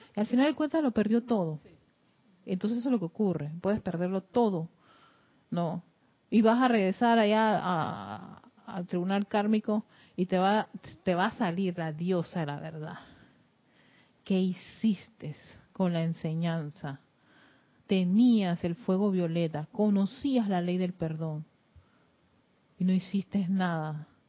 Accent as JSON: {"language": "Spanish", "country": "Panama"}